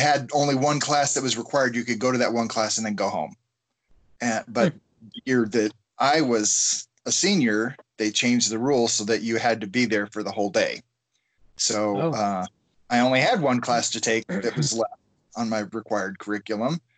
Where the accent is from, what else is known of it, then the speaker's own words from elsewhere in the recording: Colorado, United States; also born or lived in Sacramento, California / Hawaii; I was born in Sacramento, California, in the U.S. Obviously, um, yeah. And we moved to Colorado when I was ten. Sweet. And have lived here except for grad school and the military all my life now.